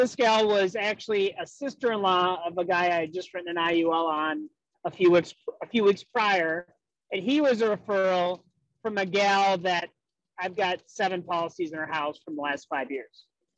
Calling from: West St. Paul, Minnesota, United States; I'm calling you from West St. Paul, Minnesota, which is south of St. Paul.

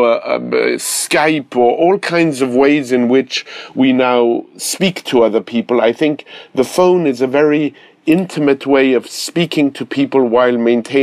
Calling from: Manhattan, New York, United States; I am speaking from Manhattan, and I'm sorry to reverse the charges to you.

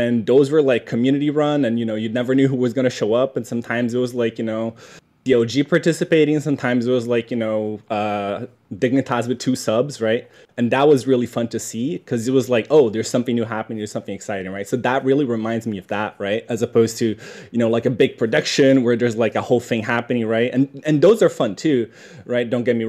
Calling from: Tokyo, Japan; I'm calling from Tokyo.

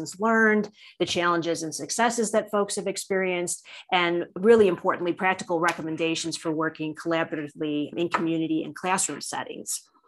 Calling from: Parker, Colorado, United States; And today I'm calling in from Parker, Colorado in the U.S.

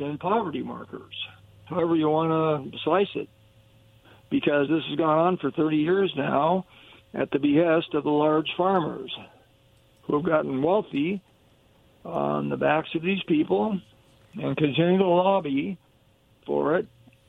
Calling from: Kennewick, Washington, United States; also born or lived in Yakima; This is … calling from Kennewick.

